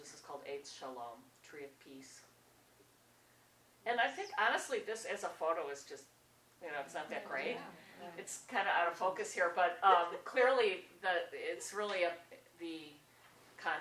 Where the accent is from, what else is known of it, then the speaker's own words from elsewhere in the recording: Wisconsin, United States; I'm so from Wisconsin